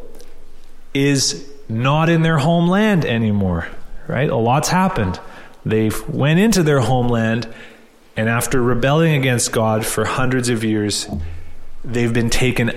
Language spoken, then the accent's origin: English; Canada; we're Canadian